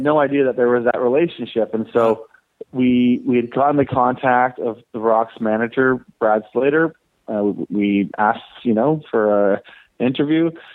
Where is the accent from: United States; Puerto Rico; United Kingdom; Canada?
Canada; Toronto, Ontario; born or raised there